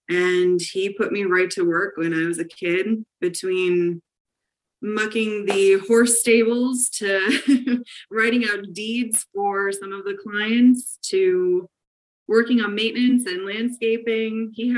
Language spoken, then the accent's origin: English; Scranton, Pennsylvania, United States; I am from Lackawanna County, which most people probably know Scranton, Pennsylvania, a little bit better